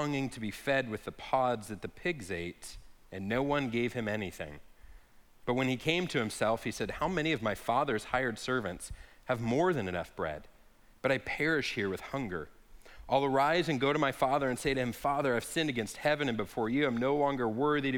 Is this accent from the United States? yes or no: yes; Lake Havasu City, Arizona, United States; I grew up here in Lake Havasu